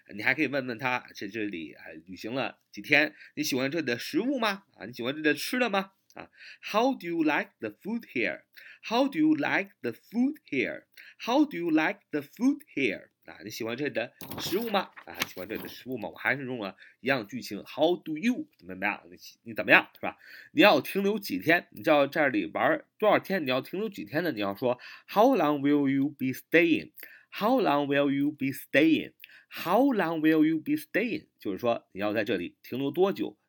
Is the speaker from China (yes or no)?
yes; China; 我们中国人经常这么说